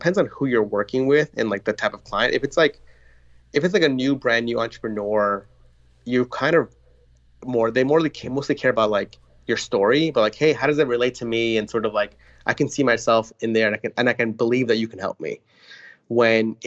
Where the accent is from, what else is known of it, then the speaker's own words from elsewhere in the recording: New York, United States; I grew up in New York